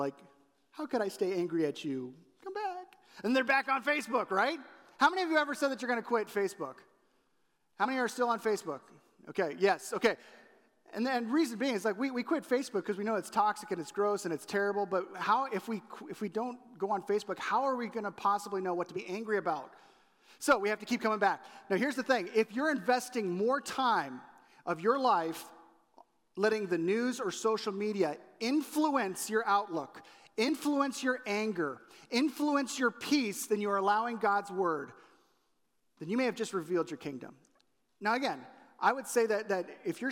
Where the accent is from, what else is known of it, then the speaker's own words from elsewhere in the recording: California, United States; moved away as an adult; now in Chicago, United States; When I was growing up in California